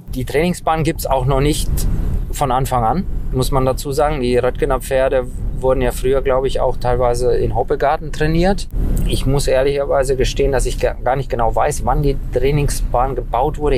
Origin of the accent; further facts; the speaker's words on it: Rastatt, Baden-Württemberg, Germany; also born or lived in Romania; Also ich war anderthalb Jahre, als wir nach Deutschland gekommen sind.